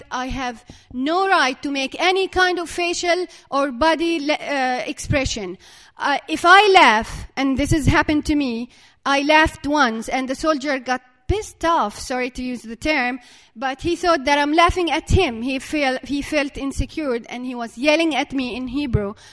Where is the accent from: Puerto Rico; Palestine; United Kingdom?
Palestine; Dura, West Bank; I have to cross from my hometown, which is Dura here on the map.